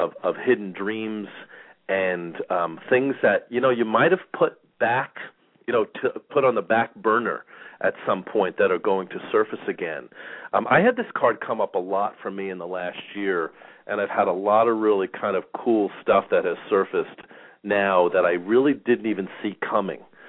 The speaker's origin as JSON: {"language": "English", "area": "Long Island", "region": "New York", "country": "United States", "tie": "born or raised there", "moved": "yes", "lives_now": "Phoenix, United States", "said": "I grew up in New York and in Long Island, and the weather and the winters were bad. It's pretty much the big reason that I ended up moving to Phoenix"}